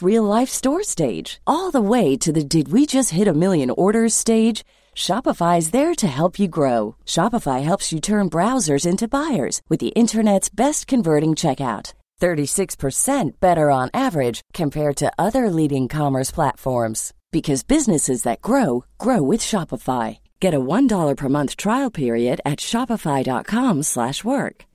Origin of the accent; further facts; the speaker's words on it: Jamaica; now in Houston, United States; as a Jamaican person